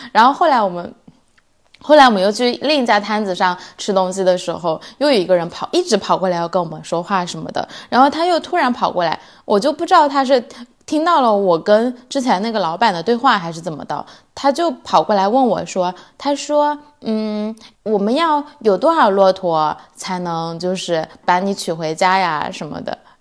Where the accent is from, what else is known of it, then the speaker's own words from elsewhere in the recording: China; now in Sweden; 我们从中国来。” 但是我们住在瑞典